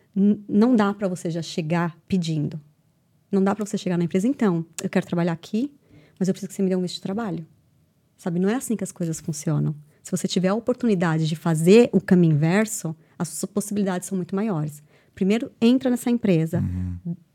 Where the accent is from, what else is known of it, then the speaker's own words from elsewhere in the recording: Brazil; moved away as an adult; now in Ireland; quando eu saí uhum. do, do, Brasil pra, pra Irlanda, quando eu decidi vir pra Irlanda